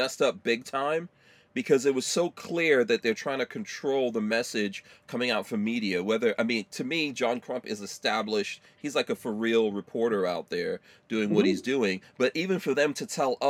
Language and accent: English; New York City, New York, United States; I grew up in New York City